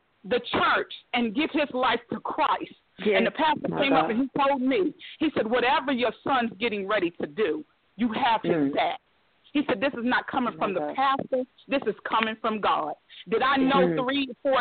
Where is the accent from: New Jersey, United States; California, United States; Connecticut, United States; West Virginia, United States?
West Virginia, United States; Beckley; moved away; my hometown, Beckley, West Virginia